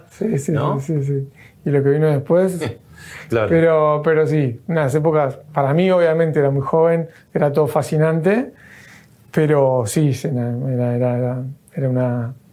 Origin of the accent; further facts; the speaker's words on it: Rosario, Santa Fe, Argentina; nos albergó acá después de venir de Rosario, eso somos de Rosario.